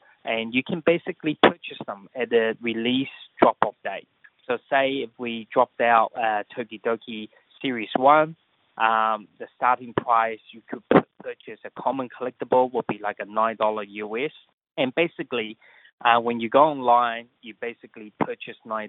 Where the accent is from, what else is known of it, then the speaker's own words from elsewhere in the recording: New Zealand; moved away as an adult; also born or lived in Asia; I grew up in New Zealand.